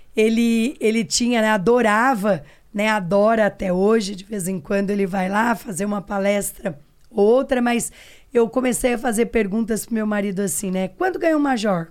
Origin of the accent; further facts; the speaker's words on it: Pitangueiras, São Paulo, Brazil; sou do interior de São Paulo, uma cidade pequenininha chamada Pitangueiras